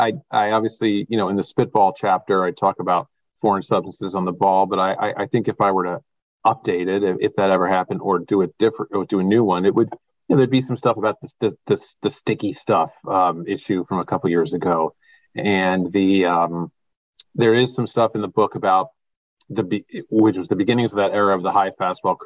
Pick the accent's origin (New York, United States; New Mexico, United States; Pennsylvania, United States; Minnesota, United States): Pennsylvania, United States; Philadelphia; born or raised there